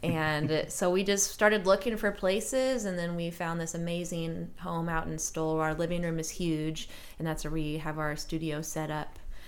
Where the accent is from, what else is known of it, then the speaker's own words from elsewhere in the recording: Kansas City, United States; now in Lawrence, United States; But I'm from Kansas City, all my family is from here. I think now that I live in Lawrence, on my dad's side of the family, I'm like the person that lives the farthest away